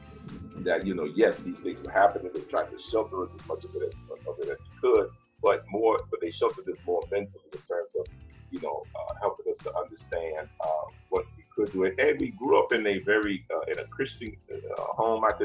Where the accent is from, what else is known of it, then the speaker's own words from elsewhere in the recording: New York City, New York, United States; moved away; also born or lived in Brooklyn, New York; I was born in Brooklyn, raised in the South Bronx.